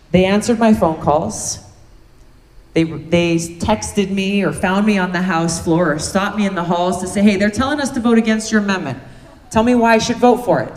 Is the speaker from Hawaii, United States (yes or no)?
yes; Hawaii, United States; my home state of Hawaii